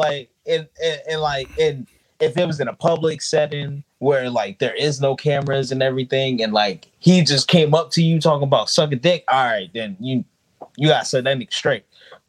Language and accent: English; New Jersey, United States; I'm from Jersey, but I kind of got that kind of Southern draw to my shit.